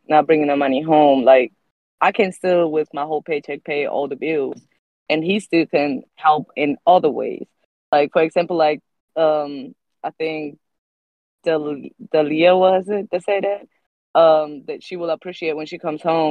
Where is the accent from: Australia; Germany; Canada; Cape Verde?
Germany; moved away as an adult; also born or lived in Colombia / Florida, United States; now in South Carolina, United States; I'm originally Colombian from South America, but I was raised in Germany, and I moved to the States, to Florida, in 2016.